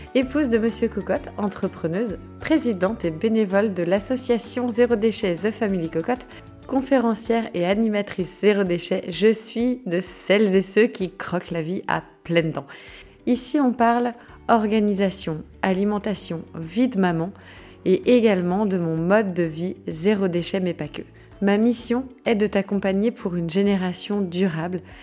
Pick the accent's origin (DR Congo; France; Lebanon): France; Brittany; par chez nous en Bretagne